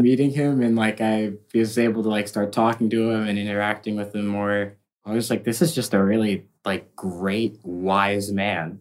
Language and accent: English; Massachusetts, United States; now in Los Angeles, United States; I was raised in Massachusetts.